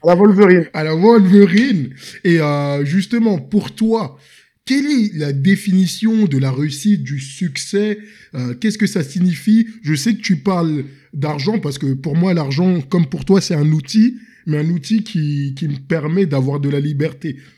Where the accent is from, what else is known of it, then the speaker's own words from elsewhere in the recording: Senegal; moved away as an adult; also born or lived in Paris, France; je suis originaire du Sénégal